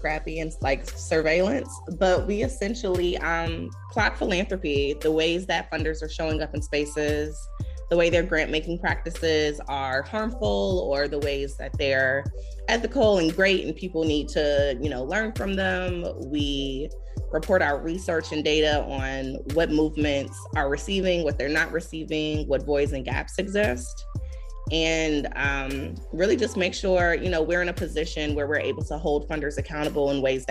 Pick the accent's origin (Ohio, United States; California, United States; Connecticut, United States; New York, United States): New York, United States; Buffalo; moved away; also born or lived in Greensboro, North Carolina; I'm originally from Buffalo, New York, the Rust Belt